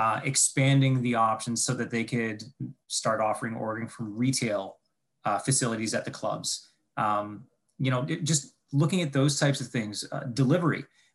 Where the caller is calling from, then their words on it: Ontario, Canada; So I'm calling in from, I'm just looking out my window here, from a very snowy town just a little bit outside of Toronto. So in the Great White North, as you might want to call it.